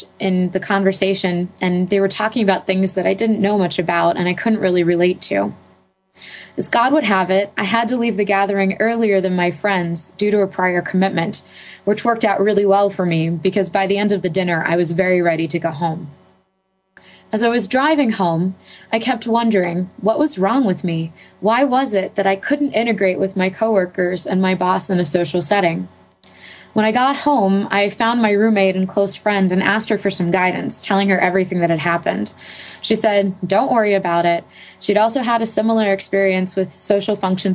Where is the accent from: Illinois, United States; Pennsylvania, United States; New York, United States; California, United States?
Pennsylvania, United States; Pittsburgh; I'm from Pittsburgh, Pennsylvania